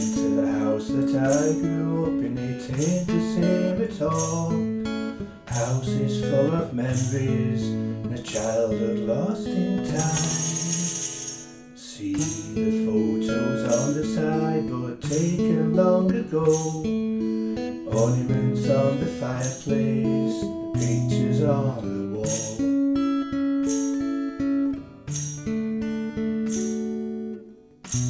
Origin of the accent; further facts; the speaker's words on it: Sheffield, Yorkshire and the Humber, United Kingdom; now in Scotland, United Kingdom; I'm now based in a little village in Scotland, but I'm originally from Sheffield in England